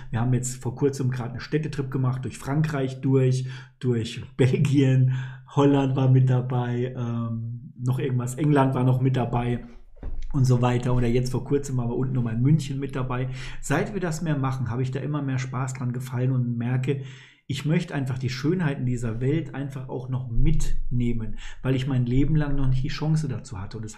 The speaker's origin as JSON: {"language": "German", "country": "Poland", "tie": "born there", "said": "Als gebürtiger Pole empfehle ich dir, Polen auf jeden Fall zu besuchen."}